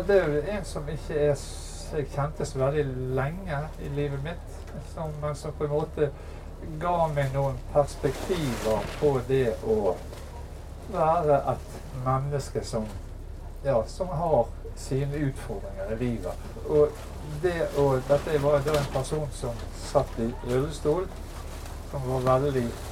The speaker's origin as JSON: {"language": "Norwegian", "town": "Bergen", "region": "Vestland", "country": "Norway", "said": "jeg er fra Bergen, så leste mye Bergens Tidende"}